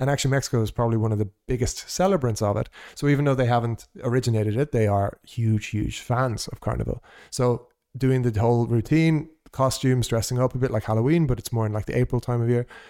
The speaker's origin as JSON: {"language": "English", "country": "Ireland", "also_born_or_lived": "Portugal", "said": "as an Irish person who has never lived in that part of the world"}